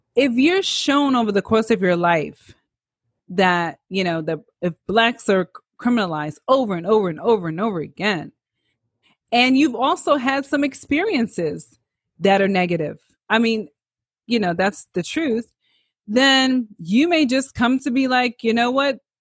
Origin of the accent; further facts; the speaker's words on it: New York City, New York, United States; I'm a New Yorker